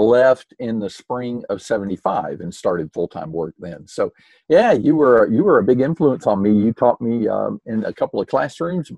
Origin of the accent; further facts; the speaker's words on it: Tampa, Florida, United States; moved away as an adult; also born or lived in Louisville, Kentucky / Cleveland, Mississippi / Concord, North Carolina; I grew up in Tampa, Florida